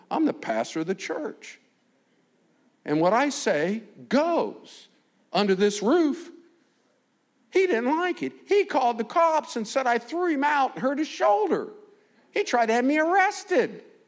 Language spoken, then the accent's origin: English; United States; I'm from America